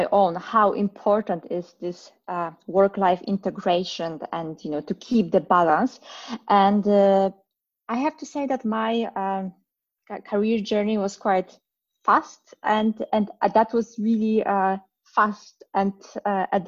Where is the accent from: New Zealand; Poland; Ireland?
Poland; moved away as an adult; now in Berlin, Germany; Originally, I'm from Poland. I was born and raised there